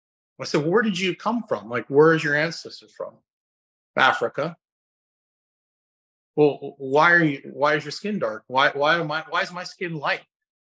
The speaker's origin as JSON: {"language": "English", "region": "Scotland", "country": "United Kingdom", "said": "I went to Nicaragua And I spend so much time outside in the morning, and I'm Scottish."}